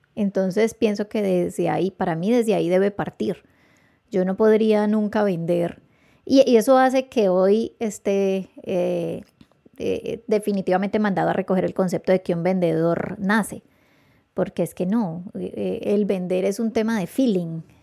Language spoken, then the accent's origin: Spanish; Palmira, Valle del Cauca, Colombia; yo me crié en el Ingenio Manuelita y mi papá trabajó 25 años en el Ingenio Manuelita